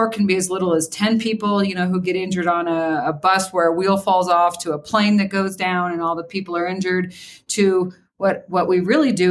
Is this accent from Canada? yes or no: no; Kansas, United States; I grew up in Kansas